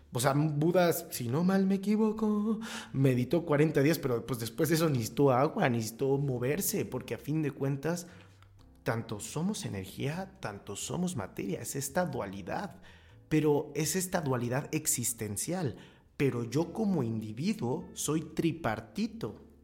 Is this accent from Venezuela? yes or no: no; Mexico; yo soy imputual porque soy mexicano